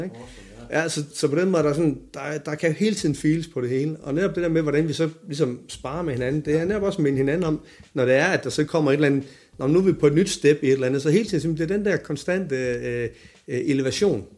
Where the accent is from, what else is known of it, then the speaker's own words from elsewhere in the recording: Silkeborg, Central Denmark Region, Denmark; min flok hjemme i Silkeborg